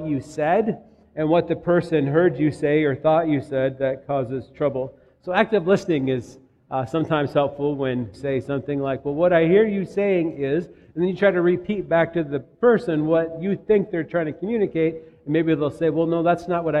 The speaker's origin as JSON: {"language": "English", "town": "Minnetonka", "region": "Minnesota", "country": "United States", "also_born_or_lived": "Tennessee", "moved": "yes", "said": "Minnetonka, Minnesota"}